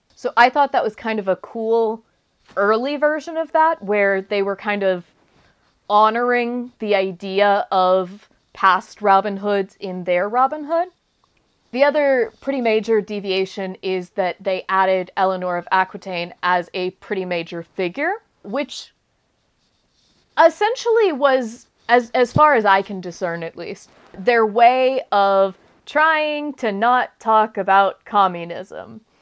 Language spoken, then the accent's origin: English; United States